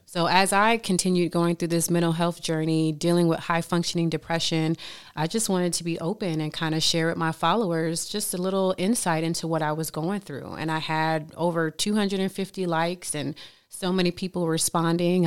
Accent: Miami, Florida, United States; moved away; I came from Miami, single family home

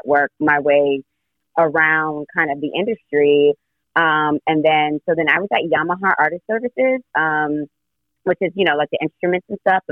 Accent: New York City, New York, United States; also born or lived in Orlando; I'm originally from Brooklyn. My family's here

